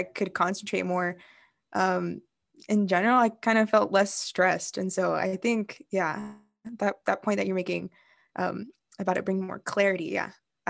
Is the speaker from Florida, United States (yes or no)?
yes; Florida, United States; moved away as an adult; now in San Diego, United States; I've always lived in like very, very sunny places. Like I was raised in Florida, and then moving here